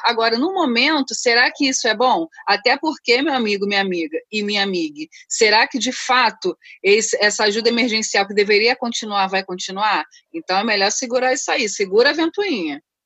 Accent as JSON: {"language": "Portuguese", "region": "Rio de Janeiro", "country": "Brazil", "tie": "born or raised there", "also_born_or_lived": "Rocinha, Rio de Janeiro", "said": "falo do Rio de Janeiro, diretamente da, do Parque da Cidade, Rocinha, da Gávea, mas sou cria de Madureira"}